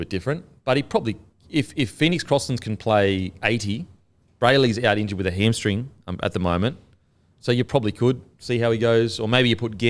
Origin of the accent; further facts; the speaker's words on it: Australia; As an Australian